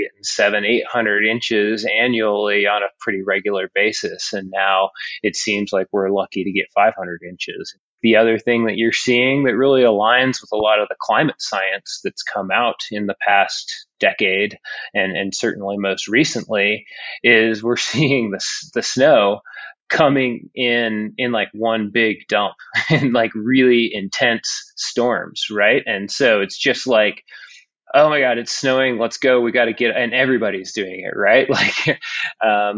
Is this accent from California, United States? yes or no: no; Utah, United States; as a lifelong Utahn